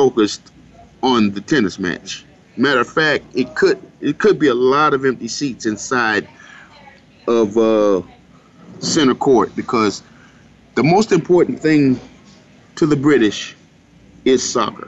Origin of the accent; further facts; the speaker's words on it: United States; we as American sports fans